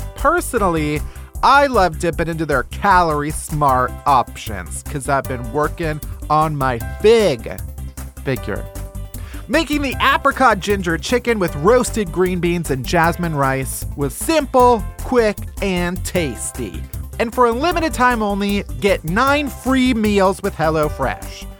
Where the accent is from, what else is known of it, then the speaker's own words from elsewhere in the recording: outside of Chicago, Illinois, United States; I am from outside of Chicago